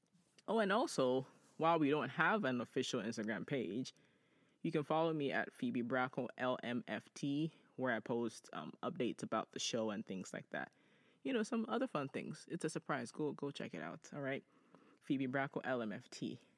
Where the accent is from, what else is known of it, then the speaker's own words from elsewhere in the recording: Ghana; you know, Ajua and I grew up in Ghana